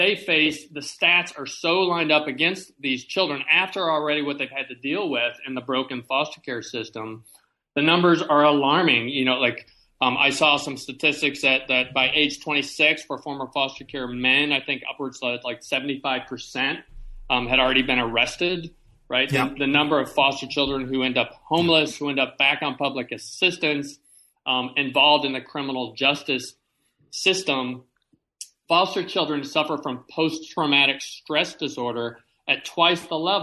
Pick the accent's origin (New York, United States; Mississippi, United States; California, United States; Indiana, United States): Indiana, United States; I grew up in Indiana